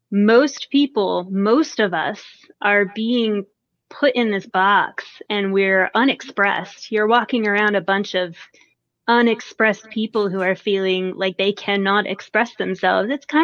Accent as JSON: {"language": "English", "region": "New Jersey", "country": "United States", "accent": "Jersey", "said": "My Jersey accent's like long gone and I stopped talking so damn loud, but thank you, Germany."}